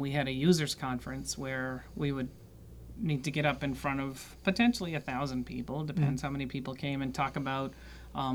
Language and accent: English; Canton, Massachusetts, United States; moved away; also born or lived in Washington, D.C.; I grew up in Canton